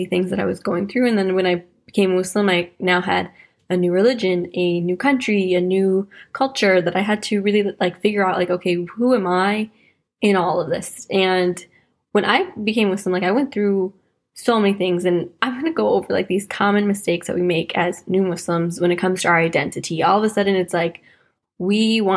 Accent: Wisconsin, United States; moved away as an adult; now in London, United Kingdom; I'm American from Wisconsin

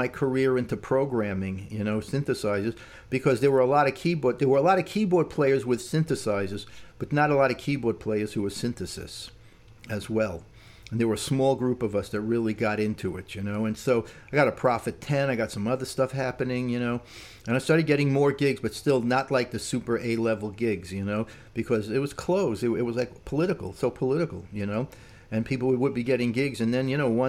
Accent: Brooklyn, New York, United States; moved away; also born or lived in Indiana; I was from Brooklyn

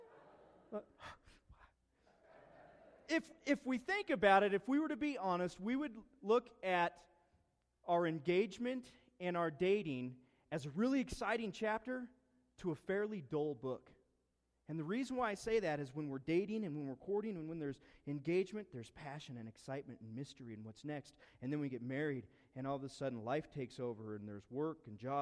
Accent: East Orchard Mesa, Colorado, United States; moved away; We grew up on East Orchard Mesa. We lived there probably, 10 years

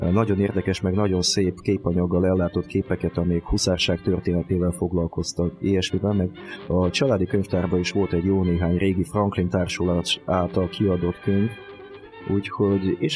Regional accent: Transcarpathia, Zakarpattia Oblast, Ukraine; also born or lived in Tolyatti, Russia; now in Hungary; mint ez már kiderült a felvezetőből. Kárpátai születésű vagyok egyébként, csak a, sor, a történelmi sors mintora miatt kicsit máshol szocializálódtam

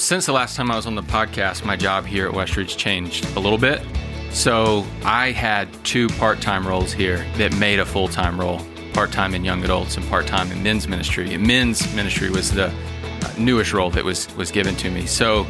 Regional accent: Paulding County, Georgia, United States; Fun fact, I've always lived within 10 minutes of this church. So I grew up here in Paulding County.

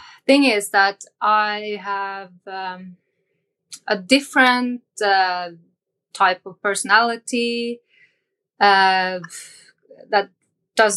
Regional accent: Northern Norway, Norway; I was born in North Norway, above the Arctic Circle

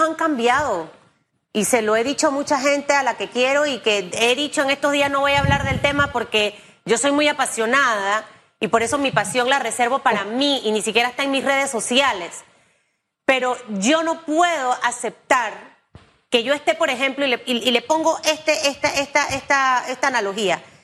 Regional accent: Panama; yo como panameña

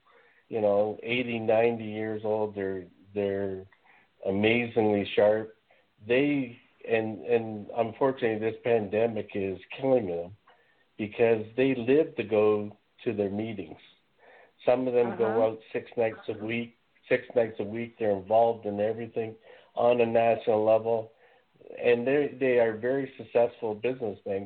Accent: Canada; I'm Canadian

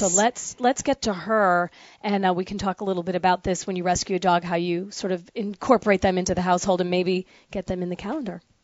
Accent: the North, United States; moved away; also born or lived in the South (US); I'm from the north. I'm I'm a damn Yankee

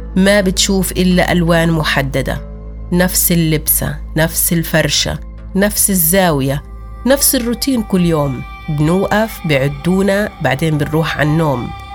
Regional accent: Sur Baher, Jerusalem, Palestine; بيتنا وحاصروا قريتنا قرية صور باهر كلها واعتقلوا كل أهلي

